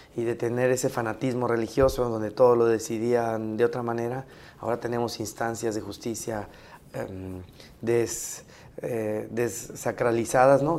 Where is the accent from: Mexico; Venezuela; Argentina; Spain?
Mexico; como mexicanos